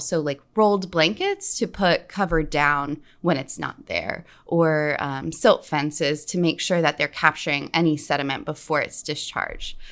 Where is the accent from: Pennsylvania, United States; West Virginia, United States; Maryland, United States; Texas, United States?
West Virginia, United States; I grew up in West Virginia